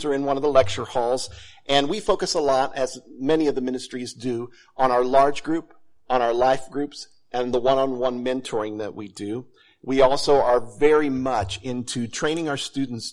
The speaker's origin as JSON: {"language": "English", "town": "Hutchinson", "region": "Kansas", "country": "United States", "also_born_or_lived": "Fort Myers, Florida", "moved": "as an adult", "lives_now": "St. Joseph, United States", "said": "we are originally from Hutchinson, Kansas"}